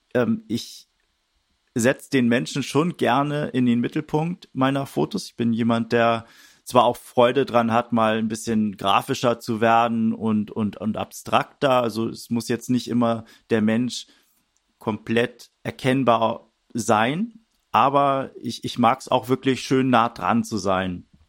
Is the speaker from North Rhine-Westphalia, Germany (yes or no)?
no; Wedel, Schleswig-Holstein, Germany; moved away; also born or lived in Hamburg; Ich bin in Wedel geboren, das ist so gerade hinter der Stadtgrenze, ein bisschen nördlich von Hamburg, aber ja, Hamburg äh, auch eine äh, meine Heimat, würde ich sagen